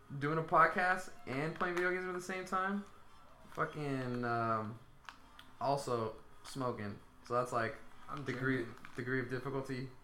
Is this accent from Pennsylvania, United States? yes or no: no; Stockton, California, United States; growing up in Stockton